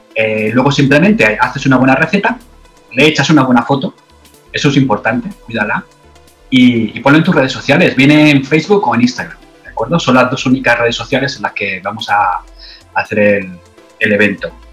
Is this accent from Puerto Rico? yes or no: no; Madrid, Community of Madrid, Spain; now in Australia; en Madrid, de donde yo soy